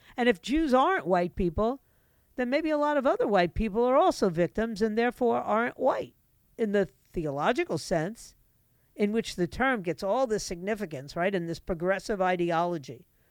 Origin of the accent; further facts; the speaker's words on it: New York City, New York, United States; moved away; New York City is my hometown. I was born and raised there, lived there